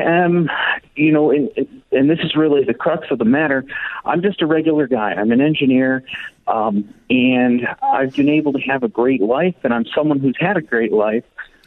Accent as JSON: {"language": "English", "region": "West Coast", "country": "United States", "tie": "born or raised there", "said": "I was born out on the West Coast in 1991, and was placed for adoption in an open adoption"}